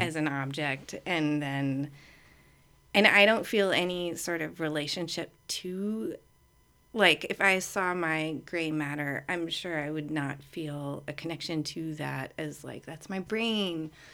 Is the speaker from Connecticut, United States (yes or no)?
no; Virginia, United States; moved away; I'm from Virginia.